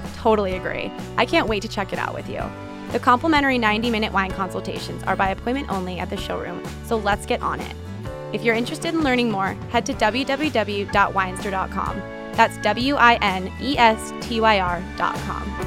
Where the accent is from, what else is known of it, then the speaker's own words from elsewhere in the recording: California, United States; I grew up in California